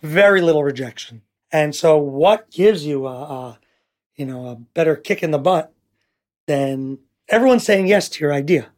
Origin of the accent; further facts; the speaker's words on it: New York City, New York, United States; moved away as an adult; also born or lived in Teaneck, New Jersey / Riverdale, New York; now in Ra'anana, Israel; I grew up in Washington Heights, New York, till the age of fifteen